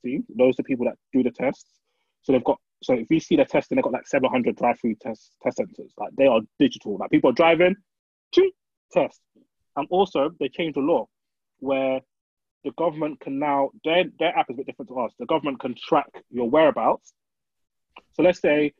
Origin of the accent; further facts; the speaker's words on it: Nigeria; now in United Kingdom; I'm Nigerian